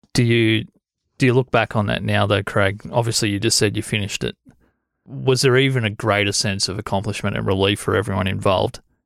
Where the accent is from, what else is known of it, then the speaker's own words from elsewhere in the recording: Corryong, Victoria, Australia; I grew up in Coreang.